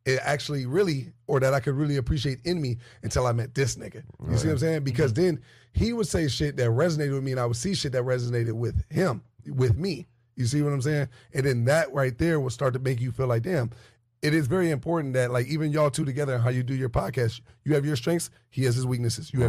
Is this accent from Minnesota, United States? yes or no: yes; Minnesota, United States; born or raised there